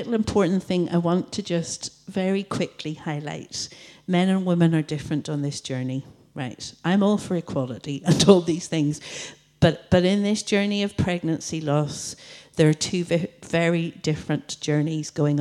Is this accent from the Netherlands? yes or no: no; Coleraine, Northern Ireland, United Kingdom; I'm from Coleraine